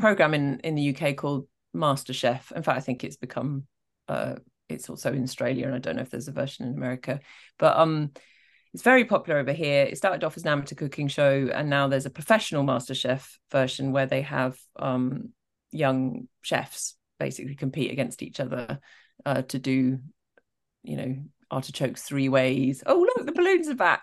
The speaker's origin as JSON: {"language": "English", "region": "Scotland", "country": "United Kingdom", "said": "I am from Scotland"}